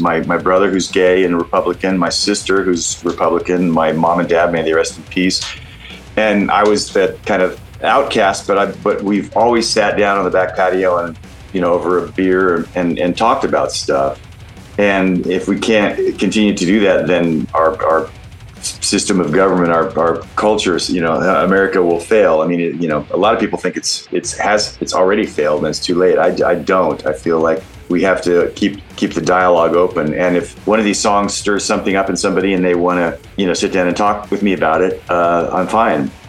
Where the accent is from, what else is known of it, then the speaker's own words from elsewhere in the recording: Oregon, United States; I'm I'm from Oregon